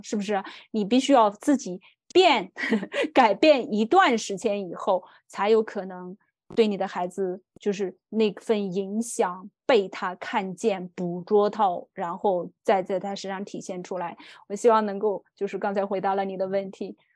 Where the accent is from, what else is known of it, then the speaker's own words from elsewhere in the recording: China; moved away; 我是一个中国人，我在海外生活的中国人